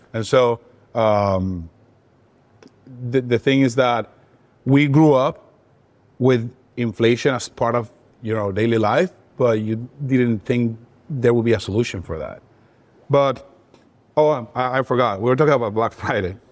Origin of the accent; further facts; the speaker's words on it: Venezuela; I was born and raised in Venezuela, and all throughout my childhood, inflation was a part of things.